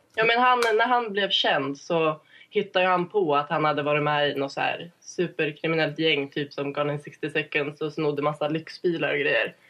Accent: Ilsbo, Gävleborg County, Sweden; moved away as an adult; now in Stockholm, Sweden; Jag är från Ilsbo som är en ort med 300 invånare.

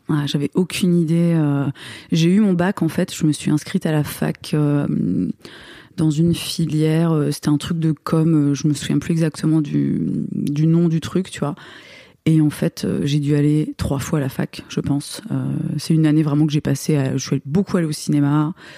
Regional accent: Moselle, Grand Est, France

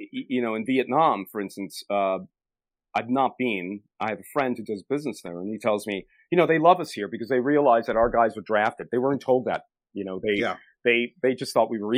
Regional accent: United States; Americans, my fellow countrymen

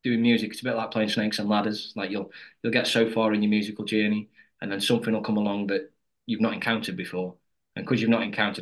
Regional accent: Stoke-on-Trent, West Midlands, United Kingdom; I'm from Stoke-on-Trent. We're all from Stoke-on-Trent, like Midlands

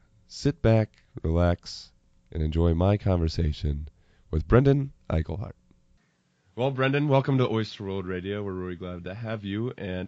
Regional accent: Ohio, United States; being from Ohio

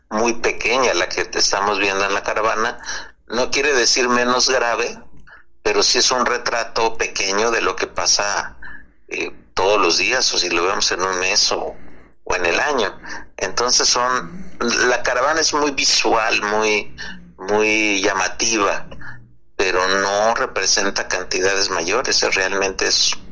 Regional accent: Mexico; un tercio somos mexicanas y mexicanos

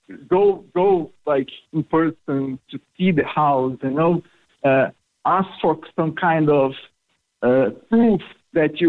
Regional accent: Brazil; now in Cork, Ireland; I'm from Brazil.

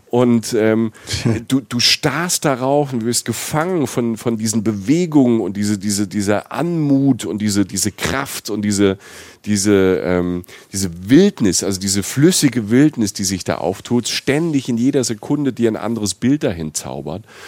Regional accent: Rhineland-Palatinate, Germany; also born or lived in Cologne; ich bin aus der Pfalz

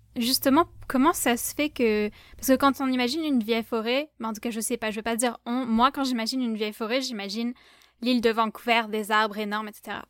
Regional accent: southern France, France; moved away; je viens du sud de la France

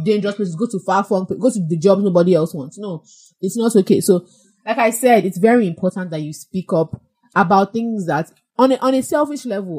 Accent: Nigeria; as a Nigerian millennial.

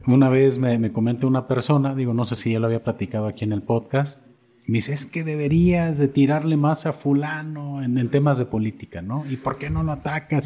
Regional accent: Atotonilco el Alto, Jalisco, Mexico; Yo soy de Totonilco también

